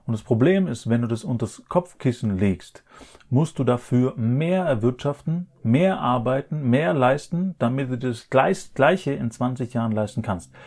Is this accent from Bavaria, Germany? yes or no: no; Black Forest, Baden-Württemberg, Germany; bei mir im Elternhaus im Schwarzwald, wo ich aufgewachsen bin